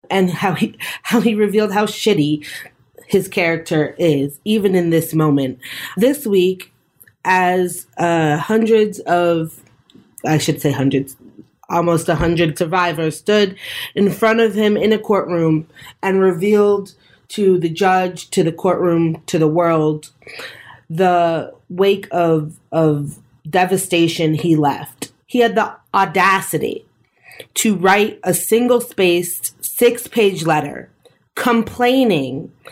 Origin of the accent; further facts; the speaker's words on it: Massachusetts, United States; I'm from Massachusetts.